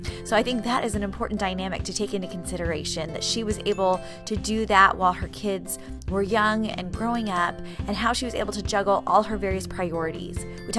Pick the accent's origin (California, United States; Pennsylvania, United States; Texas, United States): California, United States; Poway; moved away; I was raised in Poway.